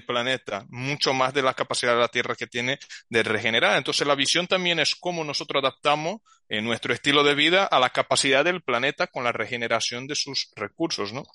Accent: Brazil; Spanish is a second language; now in Spain; Yo soy brasileño, pero llevo tiempo viviendo aquí.

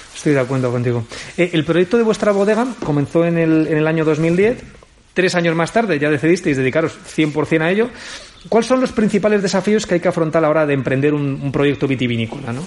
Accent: Aragon, Spain; como buen aragonés somos cabezones

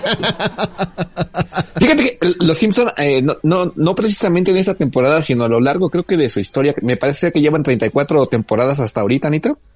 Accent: Mexico; los medios de comunicación mexicanos

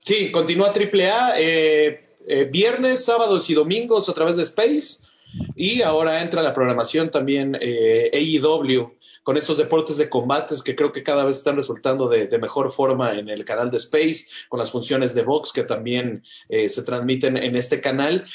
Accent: Mexico; muchos mexicanos nos sentíamos orgullosos

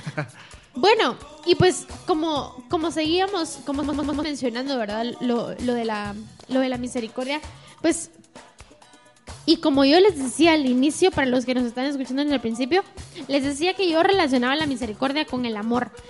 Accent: Guatemala; nosotros como chapines decimos de show

